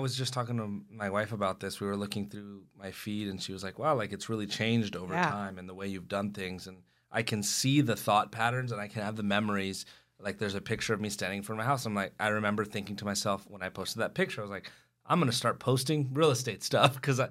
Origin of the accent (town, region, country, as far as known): Escondido, California, United States; born or raised there